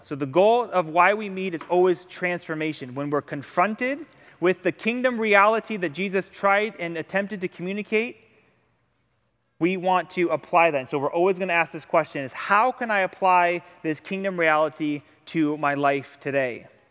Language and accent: English; Ohio, United States; now in Hawaii, United States; I'm from Ohio